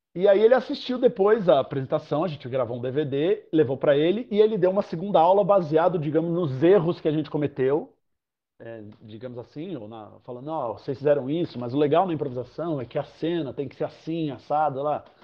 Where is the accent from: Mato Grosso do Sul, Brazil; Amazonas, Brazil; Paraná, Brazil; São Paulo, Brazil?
São Paulo, Brazil; sou nascido, crescido e poluído em São Paulo. É, sempre morei em São Paulo, na zona norte de São Paulo